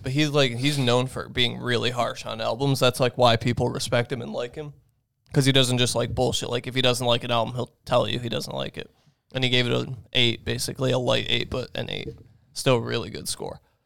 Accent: Buffalo, New York, United States; we're from Buffalo.

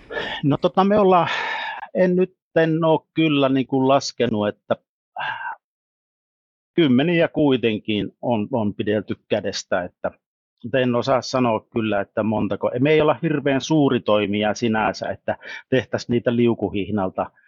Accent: Savonia, Finland

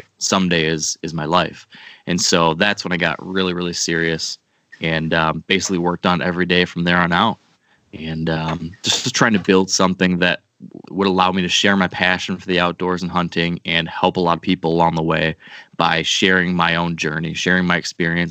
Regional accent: Western Michigan, United States; I grew up in Western Michigan

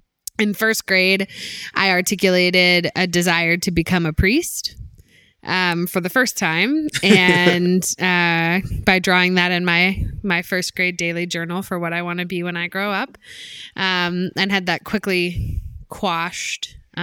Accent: Nashville, Tennessee, United States; So I grew up in Nashville, Tennessee, the area around Nashville, Roman Catholic and very Roman Catholic.

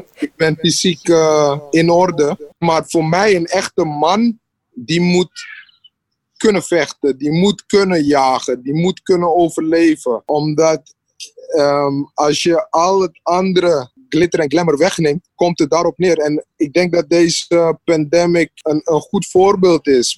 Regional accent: Suriname; ik kom uit Suriname

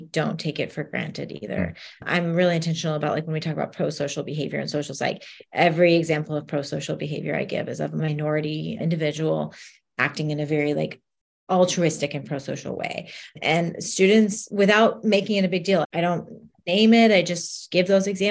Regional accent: United States; I was born and raised in the States

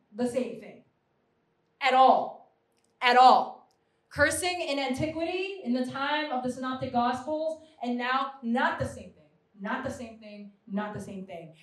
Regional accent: New York, United States; I'm a New Yorker.

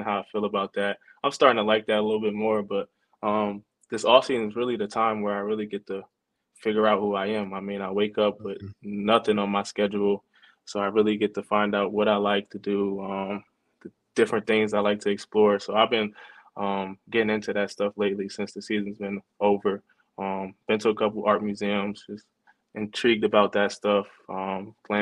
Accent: Neptune, New Jersey, United States; my hometown, Neptune. I used to play Pop Warner there

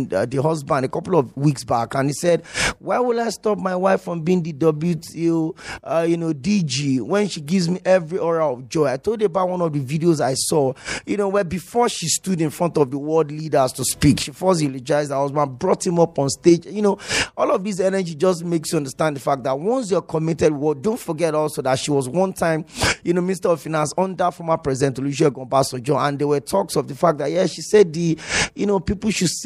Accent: Nigeria; as a Nigerian

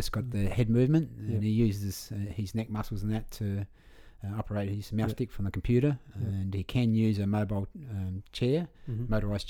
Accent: Victor Harbor, South Australia, Australia; also born or lived in Goolwa; I was born at Victor Harbour. Yeah. My parents lived down at Goor for a long time. My dad was superintendent of the Goor Barrage. So, you know, every time we go to Victor, it's like my hometown.

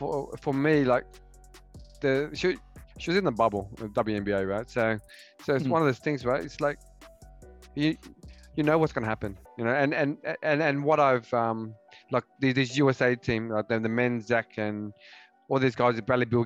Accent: Australia; We're from Australia

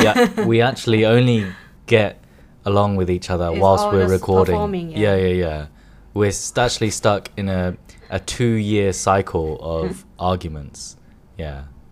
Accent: United Kingdom; now in Hong Kong; I'm a British audience too.

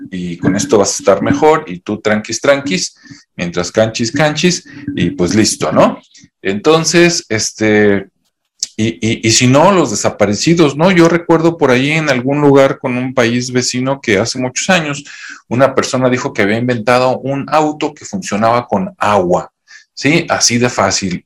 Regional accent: Mexico; aquí en mi país, México

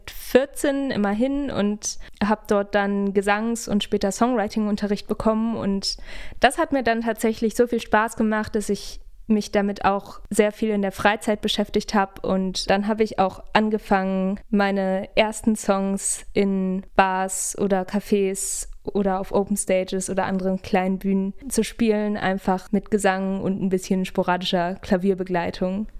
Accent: Hamburg, Germany; moved away as an adult; now in Hildesheim, Germany; Ich bin in Hamburg aufgewachsen

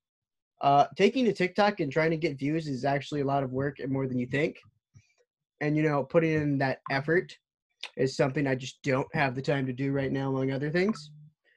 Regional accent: Louisiana, United States; I'm from Louisiana

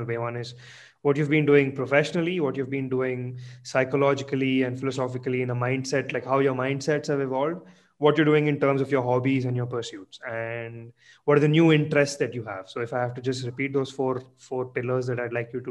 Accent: Mumbai, Maharashtra, India; moved away; I grew up in Bombay, this is, I was in Bombay from 95 to 2000.

